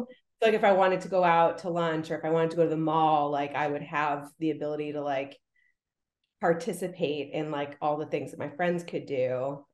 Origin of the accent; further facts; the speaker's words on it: Rye, New York, United States; I grew up in in Rye, New York, which is like super super like wealthy community